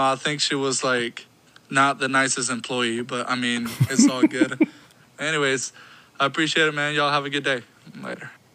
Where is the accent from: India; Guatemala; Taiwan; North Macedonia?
Guatemala; English is a second language; moved away; I moved here from Guatemala because uh, I was originally born and raised there. But when I moved here, I didn't speak any English